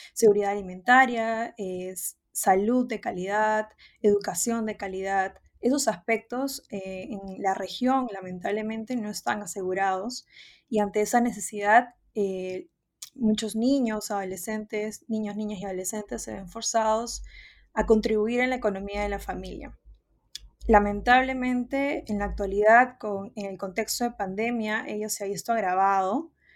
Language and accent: Spanish; Peru; la peruana, eh, porque es el, país de donde soy